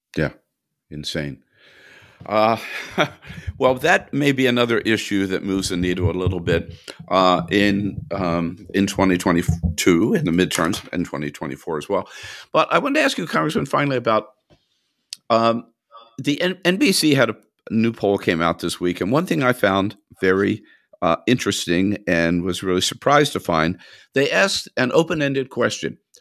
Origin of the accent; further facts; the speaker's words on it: California, United States; as a Californian